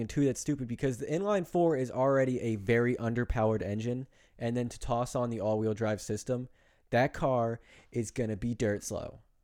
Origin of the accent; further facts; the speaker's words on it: New Jersey, United States; I'm from Jersey.